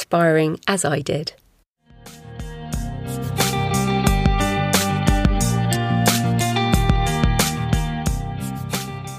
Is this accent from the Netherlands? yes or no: no; England, United Kingdom; I'm English